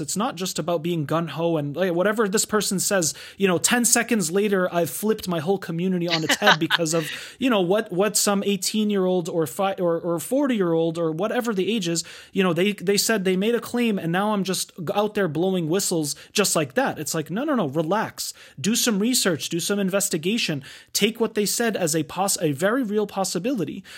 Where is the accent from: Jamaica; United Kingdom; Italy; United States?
United States; we grew up in the United States